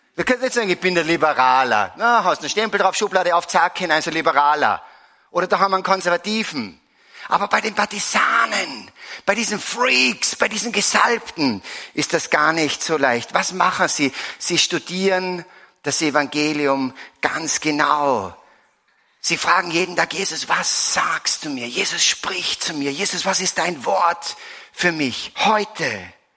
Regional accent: Salzburg, Austria; Ich komme aus Salzburg, bin seit vielen, vielen Jahren, seit eigentlich 30 Jahren hier in der Erzdiözese verankert

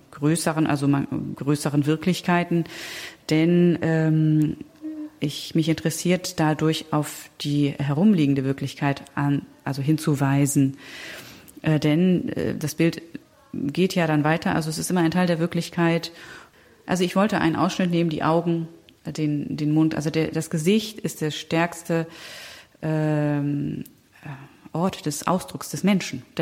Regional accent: Germany; born there; also born or lived in Spain; Und ich bin aber in Deutschland geboren.

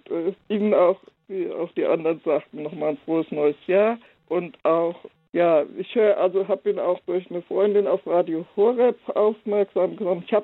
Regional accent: Oldenburg, Lower Saxony, Germany; also born or lived in Herborn / Frankfurt; als ich in Oldenburg Stadt aufs Gymnasium ging und ich bin also immer in der Diaspora aufgewachsen. Ich war vorher in Hessen, wir sind da ausgebombt, nach Hessen von, Fra nach ähm, Herborn von Frankfurt

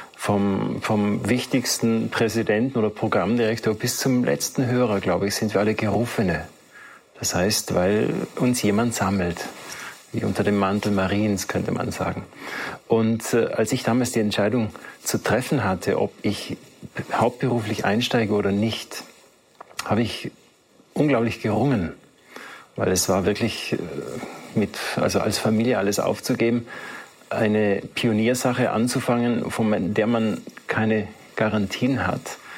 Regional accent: South Tyrol, Trentino-Alto Adige, Italy; bei uns in Südtirol

